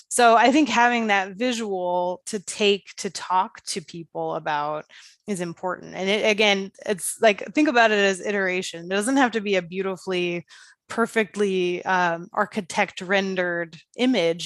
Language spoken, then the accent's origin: English; Dayton, Ohio, United States; moved away; My hometown of Dayton, Ohio, which I am sorry to say is not a Main Street community